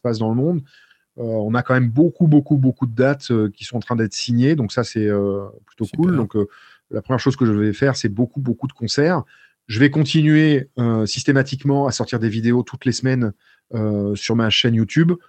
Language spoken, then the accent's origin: French; France; je suis français